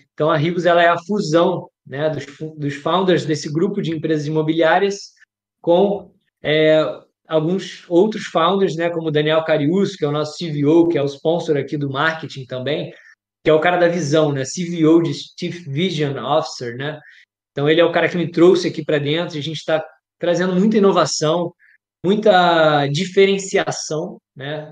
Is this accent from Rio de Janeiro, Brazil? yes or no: yes; Rio de Janeiro, Brazil; eu sou natural do Rio de Janeiro